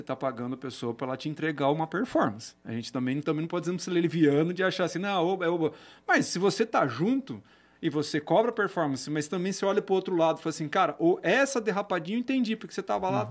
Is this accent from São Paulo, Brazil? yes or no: yes; Campinas, São Paulo, Brazil; also born or lived in Holambra; Eu sou de Campinas, tá. nascido, estudado